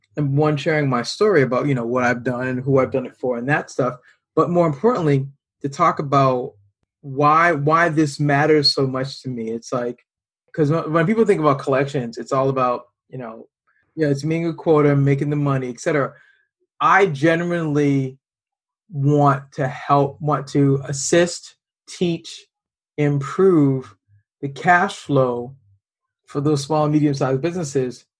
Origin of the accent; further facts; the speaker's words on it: Boston, Massachusetts, United States; We're both from the Boston area